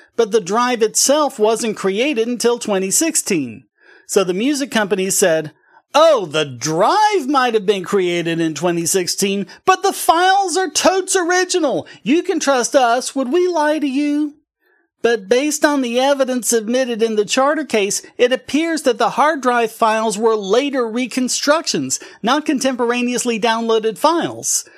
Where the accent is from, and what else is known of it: North Carolina, United States